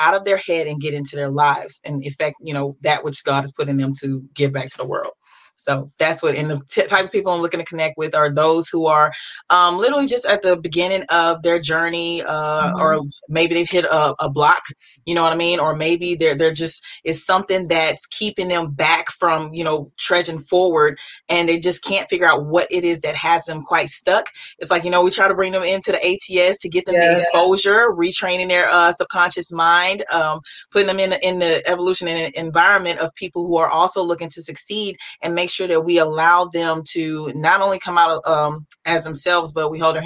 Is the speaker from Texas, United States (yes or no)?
yes; Beaumont, Texas, United States; also born or lived in Groves, Texas; I hail from Beaumont, Texas. Actually, I'm living more in the Groves area, but Beaumont is pretty much where I grew up